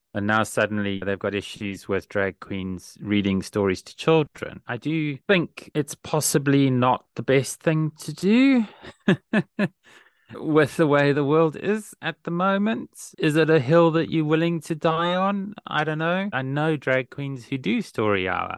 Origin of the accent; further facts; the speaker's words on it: South Africa; Lee and I share a common experience, which is growing up in South Africa during the 1980s